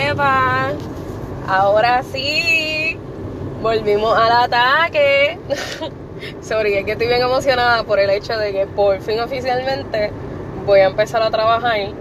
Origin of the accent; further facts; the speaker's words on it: Puerto Rico; yo soy negra porque yo soy boricua, y los boricuas somos español, taíno y negro